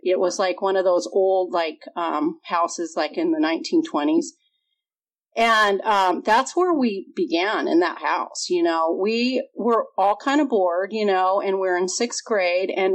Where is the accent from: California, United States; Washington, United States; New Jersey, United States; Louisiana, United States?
California, United States; Redondo Beach; also born or lived in Chicago / Santa Monica / Culver City; I grew up in Southern California. My parents moved from Chicago when I was 2 months old. We moved to Santa Monica. And then we moved to Culver City. And then most of my life I spent in Redondo Beach.